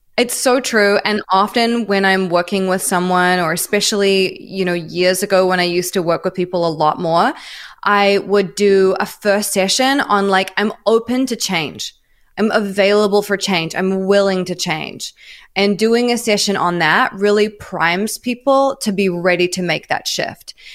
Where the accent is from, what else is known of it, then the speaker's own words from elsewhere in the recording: New Zealand; moved away as an adult; also born or lived in Melbourne, Australia / New York, United States; now in Los Angeles, United States; I'm from New Zealand originally